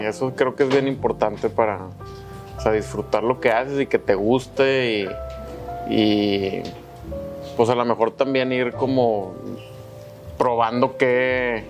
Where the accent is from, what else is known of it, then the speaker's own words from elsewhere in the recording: Monterrey, Nuevo León, Mexico; Aquí soy, soy regio